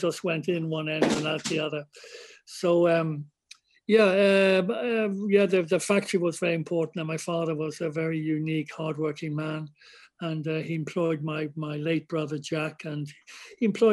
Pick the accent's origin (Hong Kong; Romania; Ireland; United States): Ireland; I'm definitely Irish. I'm Irish born, Irish bred